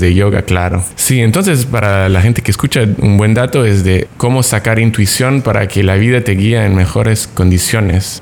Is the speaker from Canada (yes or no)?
yes; Canada; also born or lived in Mexico; now in Tulum, Mexico; viviendo en México dos años, siendo canadiense